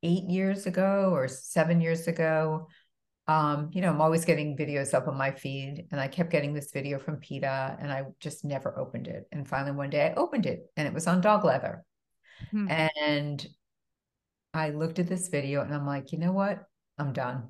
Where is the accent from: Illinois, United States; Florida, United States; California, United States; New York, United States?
New York, United States; East Northport; moved away as an adult; also born or lived in Bronx, New York / Boston / New Jersey; now in Miami, United States; we moved out to a small town in Long Island called East Northport. And I was raised there